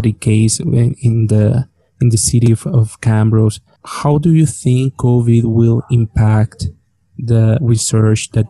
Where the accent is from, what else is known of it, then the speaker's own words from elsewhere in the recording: northwest Mexico, Mexico; now in Canada; I'm not coming from the Caribbean area, right? So I'm coming from the actual northwest of the country, which is a desert.